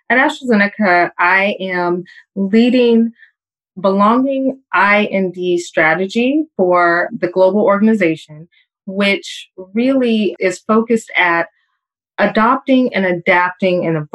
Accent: California, United States; also born or lived in Springfield, Illinois; I am from Southern California, but there's a technicality. I was born in Springfield, Illinois. I am a military child. My father was in the Air Force

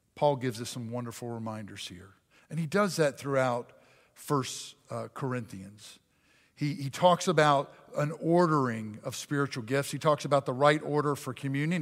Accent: Pennsylvania, United States; I was raised in Pennsylvania

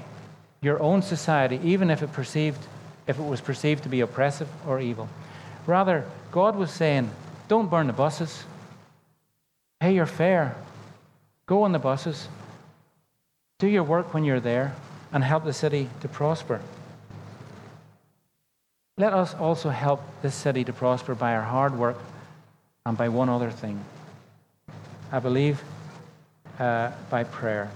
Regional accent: Northern Ireland, United Kingdom; When I was growing up in Northern Ireland, I grew up in the era of the Troubles

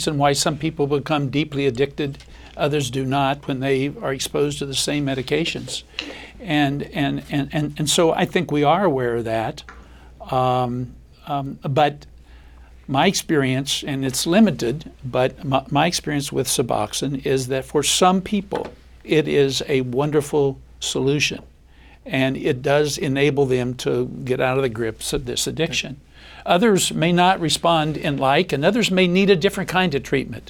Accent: Appalachian Ohio, United States; I'm from Appalachia, Ohio

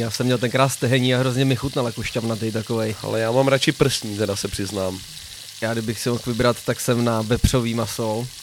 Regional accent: Czechia; jsme Češi

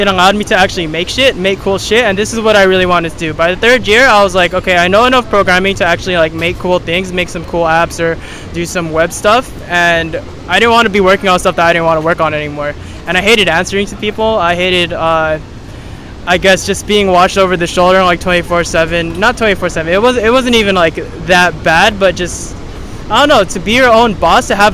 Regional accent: Los Angeles, California, United States; moved away as an adult; also born or lived in San Luis Obispo, California; now in Bali, Indonesia; I'm from Los Angeles, California

